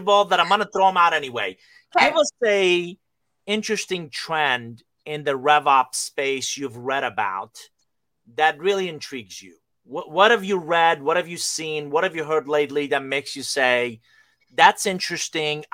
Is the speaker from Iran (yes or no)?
yes; Iran; moved away; I'm originally from Iran.